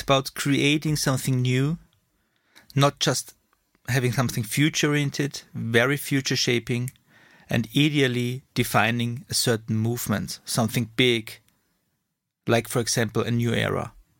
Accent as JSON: {"language": "English", "region": "Vienna", "country": "Austria", "second_language": "English", "lives_now": "Munich, Germany", "said": "Austrian from Vienna, now living in Munich, two kids, married, and my source of energy is Red Bull and my home country, Austria"}